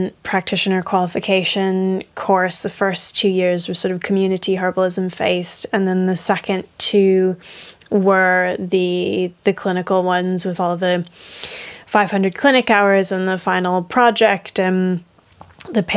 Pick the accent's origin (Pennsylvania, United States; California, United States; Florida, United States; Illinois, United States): Florida, United States; now in Yorkshire, United Kingdom; I'm originally from Florida